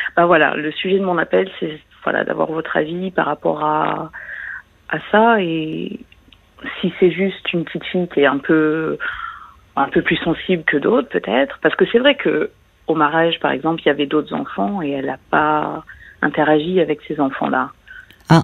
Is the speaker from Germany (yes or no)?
no; France; moved away; je suis française, mais j'habite à l'étranger.